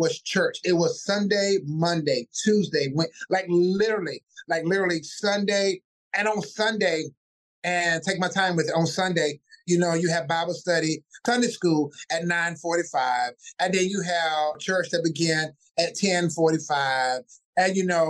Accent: Wilson, North Carolina, United States; moved away as an adult; also born or lived in Washington, D.C.; now in Atlanta, United States; I was born in Wilson, North Carolina, and I moved to D.C. And after all of life trials, I am now here in Atlanta, Georgia.

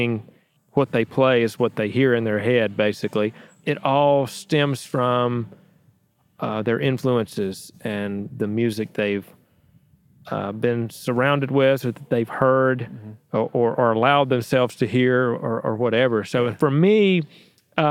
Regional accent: Danville, Virginia, United States; my hometown of Danville, Virginia

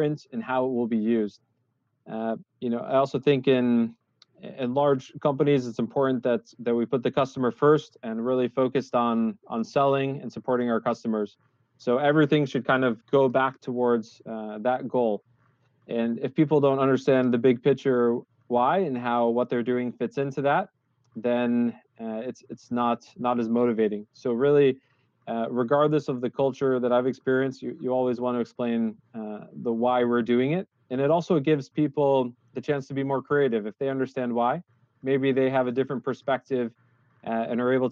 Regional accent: United States; moved away as an adult; now in Netherlands; I came in here as an American. I was the first American expat in the Netherlands office

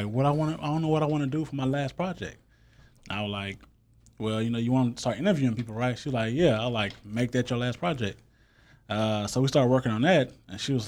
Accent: Balch Springs, Texas, United States; I'm from Ball Springs, Texas

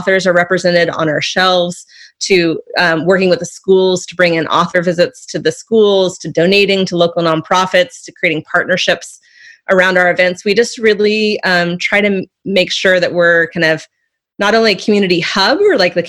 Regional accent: Santa Cruz, California, United States; growing up in Santa Cruz meant being part of a community

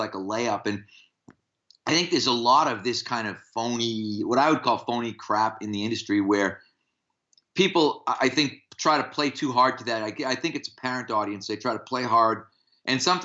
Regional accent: United States; as American strength coaches

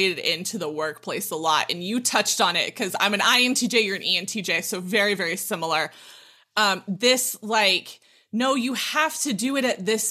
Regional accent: Southern California, United States; moved away as an adult; now in Utah, United States; I'm born and raised in Southern California

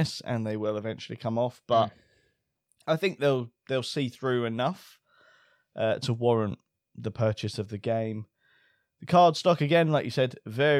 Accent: United Kingdom

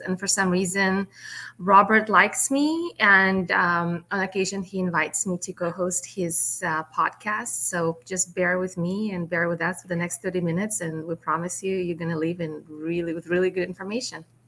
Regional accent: Russia; now in United States; I'm from Russia originally

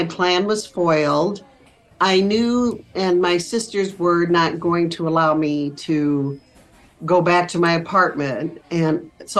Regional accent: Iowa, United States; moved away as an adult; also born or lived in Wisconsin; I was born and raised in Iowa, the youngest of five girls in a Catholic household

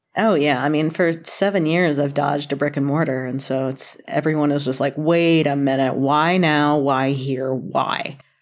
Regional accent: North Carolina, United States; also born or lived in Boston; now in Kentucky, United States; I was born in Kentucky, raised in North Carolina, spent eleven years in Boston, came back, uh, to Kentucky about ten years ago

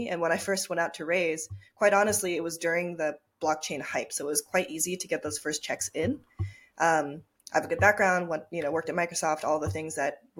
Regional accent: Tokyo, Japan; also born or lived in Minnesota; Yeah, so I was born and raised in Tokyo, Japan. And I grew up between Japan and Minnesota, funny enough. And so I went back and forth, half Japanese.

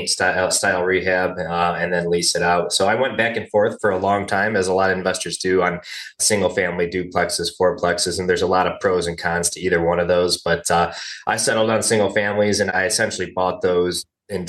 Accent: Cleveland, Ohio, United States; I was pretty much born and raised in the Cleveland, Ohio area

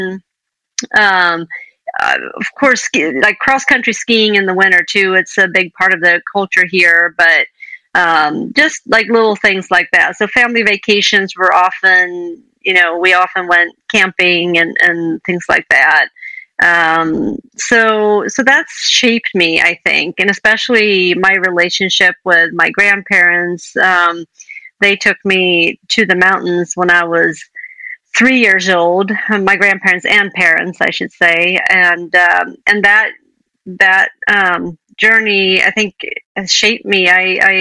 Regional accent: Sweden; moved away as an adult; also born or lived in Indiana, United States / Montana, United States; I grew up in Sweden, lived here until I was in my 20s

